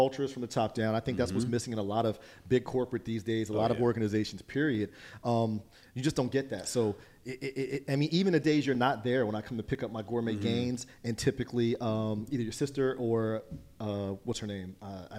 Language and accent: English; Trenton, United States; I grew up in Trenton, and we were called the Trenton Tornadoes as our high school football team.